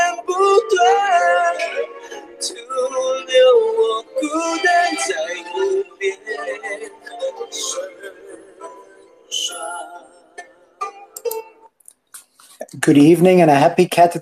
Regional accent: Cape Town, Western Cape, South Africa; accent: South African; now in Jerusalem, Israel; I'm from Cape Town

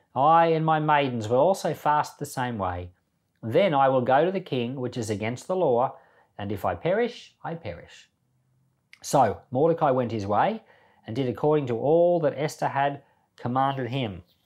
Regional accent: Australia; also born or lived in Papua New Guinea; I was born in Australia, grew up in Papua New Guinea and Australia

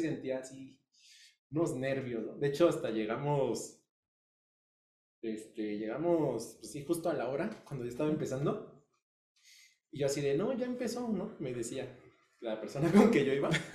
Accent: Mexico; como buen hijo mexicano

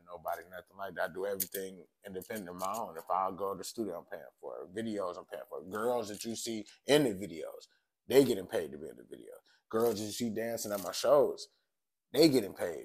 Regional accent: Hamtramck, Michigan, United States; also born or lived in Detroit, Michigan / Highland Park, Michigan; I was born in Detroit, then I grew up in Hamtramck most of my life, went to elementary, middle school, the high school.

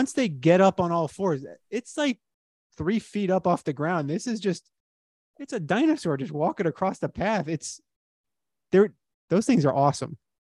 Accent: Miami, Florida, United States; I grew up in Miami

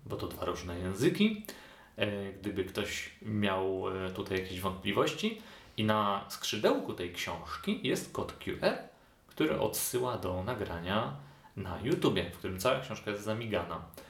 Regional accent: Świdnica, Lower Silesian Voivodeship, Poland; moved away as an adult; also born or lived in Kraków; now in Poznań, Poland; u siebie w rodzinnej Świdnicy

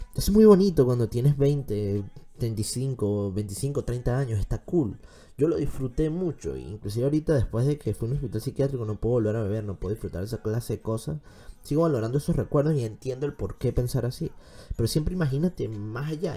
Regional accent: Venezuela; moved away; Tenemos que empezar a aceptar como venezolanos

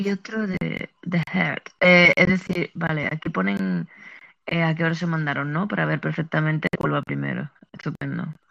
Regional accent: Andalusia, Spain; accent: sevillano; yo también soy de Andalucía

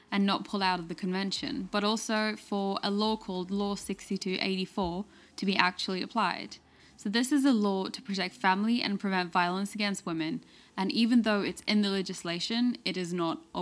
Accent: Istanbul, Turkey; I'm from Istanbul, Turkey, and I'm covering the Challenge Accepted protest that took place in July 2020.

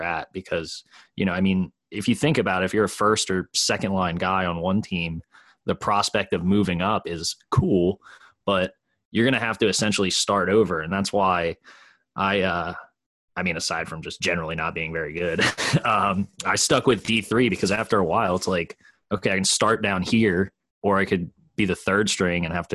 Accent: Newark, Delaware, United States; I grew up in Newark

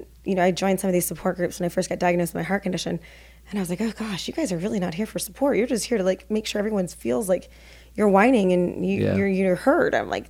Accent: Midwest, United States; I grew up in the North or Midwest, I call it, but everyone says it's the North, and grew up Catholic, and everything's down here.

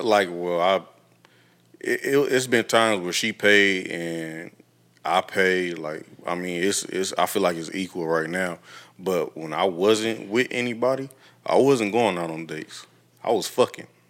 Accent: Toledo, Ohio, United States; moved away; I would consider moving back home to my hometown

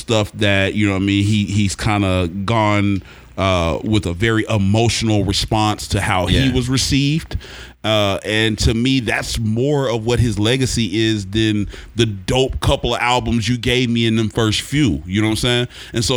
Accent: Oklahoma, United States; moved away as an adult; I'm from Oklahoma

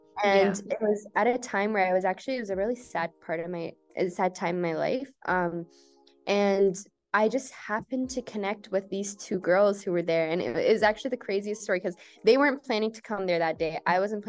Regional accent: Iran; born there; I never hid the fact that like I was born in Iran, but that would never come up.

